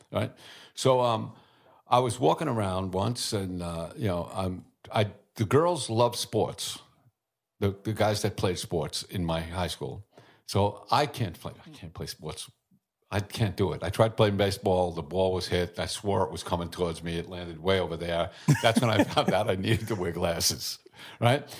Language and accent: English; New York City, New York, United States; I was born in Brooklyn.